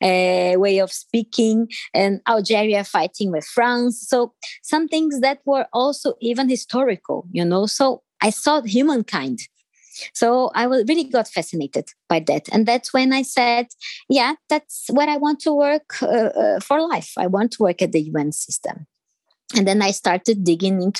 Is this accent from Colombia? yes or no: no; Brazil; first language Portuguese; English is a second language; moved away as an adult; I'm originally from Brazil